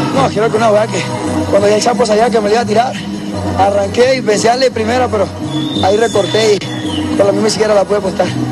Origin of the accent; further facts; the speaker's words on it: Necoclí, Antioquia, Colombia; moved away; a mi pueblo querido, que me escuchen allá en Ecoclí, que soy un pueblito que somos luchadores